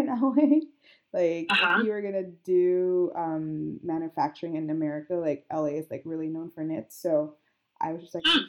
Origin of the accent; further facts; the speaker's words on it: Philippines; I'm Filipino, so the way I treat, like, people, it's like you're always, like, family.